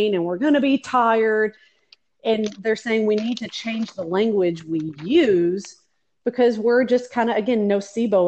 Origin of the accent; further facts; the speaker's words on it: Kentucky, United States; I'm from Kentucky